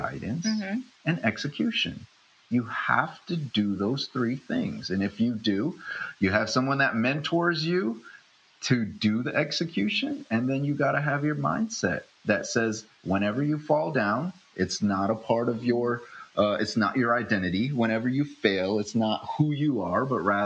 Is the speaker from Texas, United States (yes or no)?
no; upstate New York, United States; born or raised there; also born or lived in Philippines